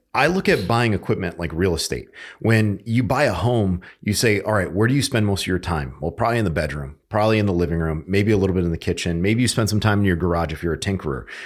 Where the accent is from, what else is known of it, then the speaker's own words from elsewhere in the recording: Connecticut, United States; moved away as an adult; also born or lived in Utah; now in North Carolina, United States; I grew up in Connecticut